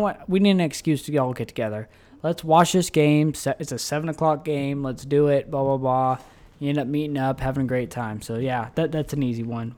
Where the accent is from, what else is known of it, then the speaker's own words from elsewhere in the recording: Tulsa, Oklahoma, United States; we're from Tulsa.